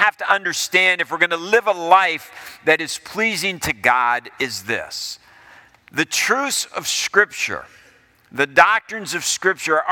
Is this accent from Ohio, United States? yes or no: yes; Ohio, United States; as I was growing up in Ohio, we moved to Ohio in 1970, and I was in the sixth grade.